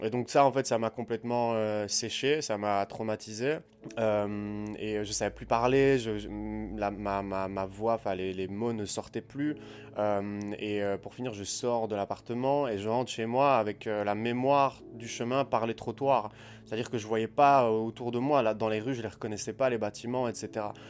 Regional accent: Liège, Wallonia, Belgium; moved away as an adult; also born or lived in Southeast Asia; je suis resté quand même 8 mois à Liège, euh, dans ma ville en, Belgique

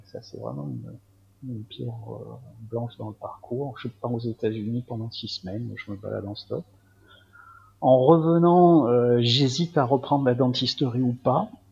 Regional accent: Marseille, Provence-Alpes-Côte d'Azur, France; also born or lived in Algeria; je suis, d'origine pied-noir, mais évidemment, je suis pas resté très longtemps, donc sinon je suis un vrai Marseillais

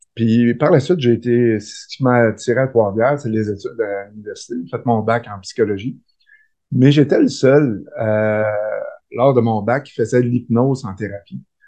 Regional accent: Rivière-du-Loup, Quebec, Canada; je suis un petit gars de Rivière-du-Loup, du bas du fleuve. je suis né là. J'ai fait mes études.

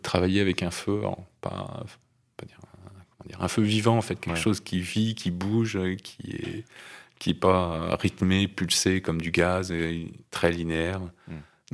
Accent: Nouvelle-Aquitaine, France; c'est là où j'ai grandi

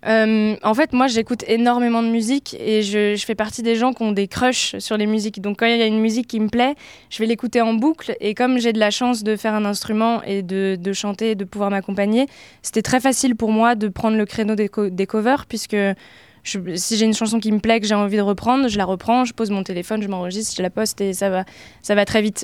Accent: Oise, Picardy, Hauts-de-France, France; moved away as an adult; now in Paris, France; je suis originaire de Picardie, j'ai grandi dans l'Oise et je suis arrivée sur Paris pour mes études il y a quelques années

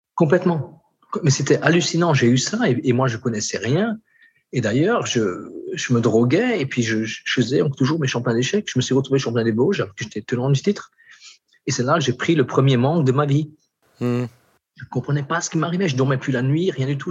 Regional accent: Alsace, Grand Est, France; born or raised there; moved away as an adult; now in French Guiana

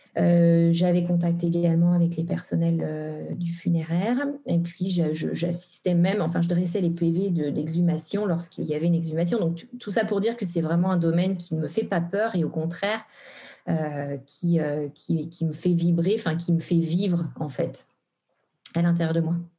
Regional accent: Normandy, France; also born or lived in Brittany; now in Haute-Savoie, France; je suis originaire en fait de la Normandie

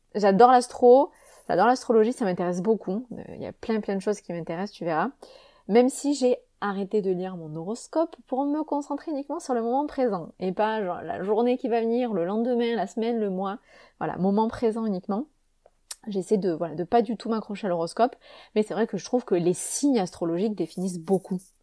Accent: Avignon, Provence-Alpes-Côte d'Azur, France; Je suis née à Avignon, en France, donc en 89, comme je l'ai dit, et euh, cet accent, il me suit partout

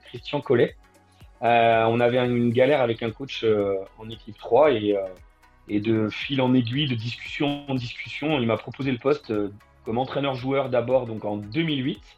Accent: Bourgogne-Franche-Comté, France; d'abord en Franche-Comté, parce que je suis originaire de Franche-Comté où j'ai joué de débutant à, à U19 euh, dans un club

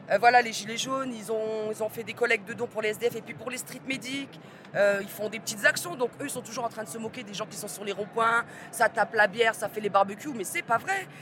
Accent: Reims, Grand Est, France; je viens de Reims

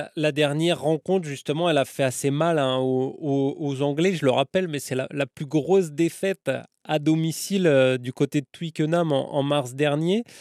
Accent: France; en tant que Français

